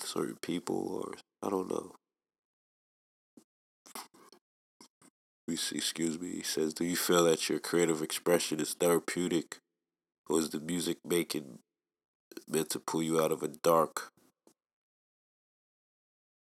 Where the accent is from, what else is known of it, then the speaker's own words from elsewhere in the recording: New York City, New York, United States; I'm from Staten Island